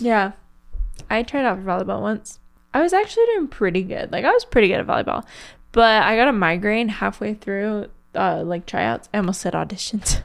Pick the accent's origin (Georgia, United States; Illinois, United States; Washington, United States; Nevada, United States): Nevada, United States; Las Vegas; born or raised there